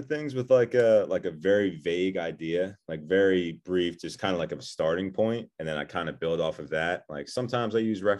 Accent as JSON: {"language": "English", "town": "Philadelphia", "region": "Pennsylvania", "country": "United States", "said": "Yeah, so I'm from Philadelphia, do a lot of painting and drawing on all kinds of mediums"}